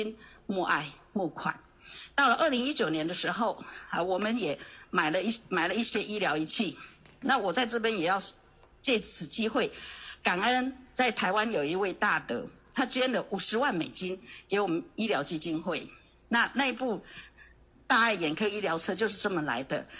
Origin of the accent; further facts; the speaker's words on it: Las Vegas, Nevada, United States; 所以呢，我也觉得我来自拉斯维加斯，是个。罪恶之城。